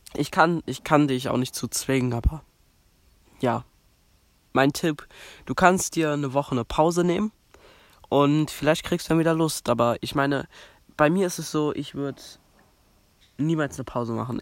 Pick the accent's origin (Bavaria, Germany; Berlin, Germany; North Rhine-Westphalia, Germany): Berlin, Germany; bei uns in Berlin